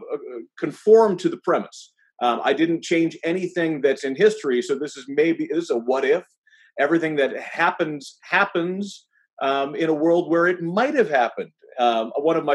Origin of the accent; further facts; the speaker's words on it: Ann Arbor, Michigan, United States; I actually knew Bob when I was growing up in Ann Arbor